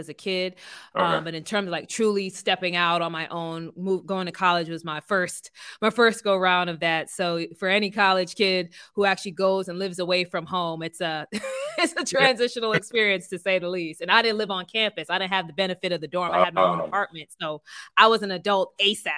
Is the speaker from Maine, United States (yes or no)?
no; New York City, New York, United States; moved away as an adult; also born or lived in Delaware / Philadelphia / Alabama / Texas; I grew up in Brooklyn, New York